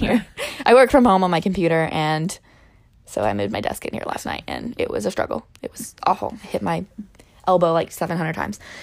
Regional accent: Illinois, United States; We live in, we're from Illinois.

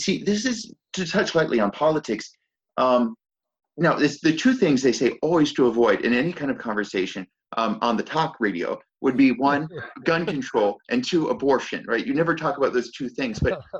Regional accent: United States; I speak as an American

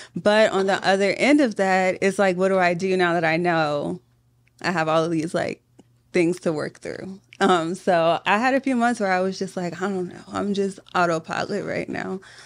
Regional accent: Richmond, Virginia, United States; I'm from Southside

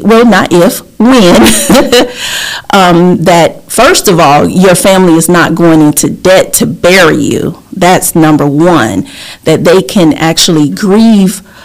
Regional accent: Lake City, Florida, United States; accent: southern; also born or lived in Port-au-Prince, Haiti / New York City; I was raised in Lake City, Florida.

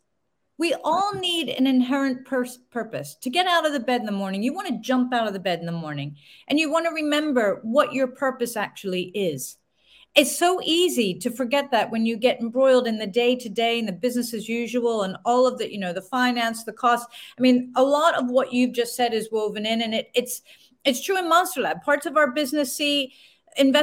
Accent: United States; moved away as an adult; now in United Kingdom; being American

